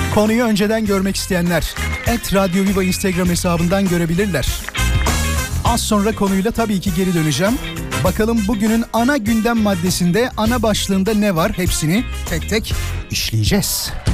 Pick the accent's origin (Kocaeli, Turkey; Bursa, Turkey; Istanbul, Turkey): Kocaeli, Turkey; İzmit; moved away; İzmit'e gittim, memleketime gittim.